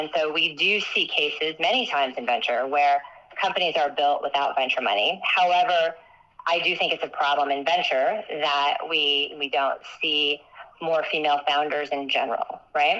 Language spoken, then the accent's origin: English; Midwest, United States; I grew up in the Midwest